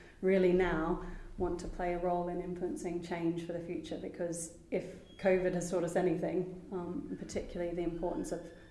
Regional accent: Toowoomba, Queensland, Australia; moved away as an adult; also born or lived in Brisbane, Australia; now in London, United Kingdom; I moved to Brisbane from my hometown, Toowoomba

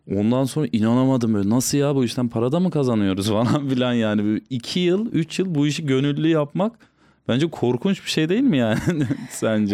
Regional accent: Tokat, Turkey; Hatta Tokatlıyım.

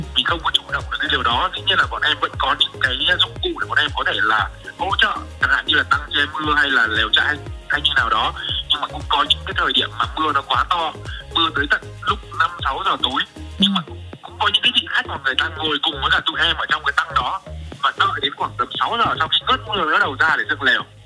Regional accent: Nam Định, Vietnam; now in Da Lat, Vietnam; em là người miền Bắc và là ừ. đặc trưng của người miền Bắc luôn là quê em ở Nam Định

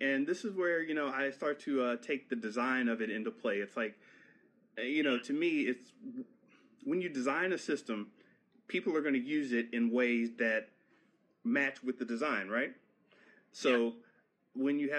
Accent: Florida, United States; I was raised in Florida

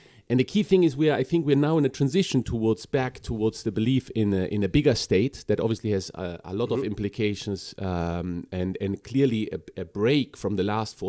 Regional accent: Chile; moved away as an adult; also born or lived in Bolivia; So we are, as a family, we're Germans, but from South America. So I grew up in Chile and Bolivia.

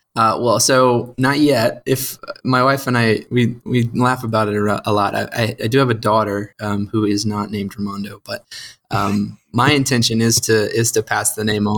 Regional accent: St. Louis, Missouri, United States; moved away as an adult; now in Georgia, United States; I grew up in St. Louis

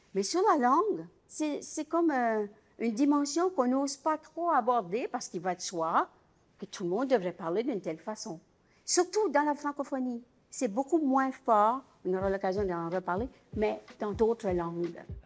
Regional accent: Acadia, Canada; je suis acadienne

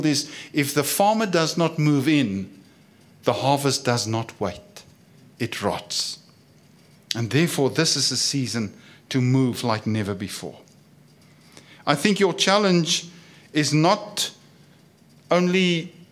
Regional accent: South Africa; I come from South Africa

